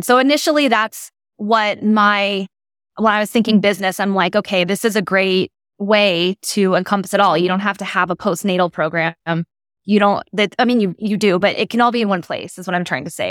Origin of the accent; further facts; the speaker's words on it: Portland, Oregon, United States; I'm originally from the Pacific Northwest, so I grew up in Portland, Oregon